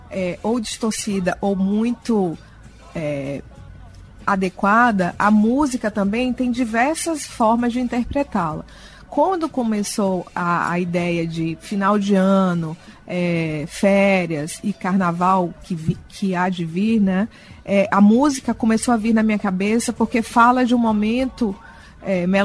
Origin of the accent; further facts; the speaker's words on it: Salvador, Bahia, Brazil; moved away as an adult; E vim de Salvador muito jovem, eu tinha só 24 anos, e acabei aportando aqui e me apaixonando por essa cultura.